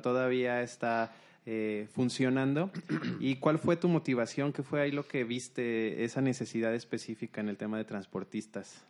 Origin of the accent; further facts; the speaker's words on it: Mexico; nuestras raíces mexicanas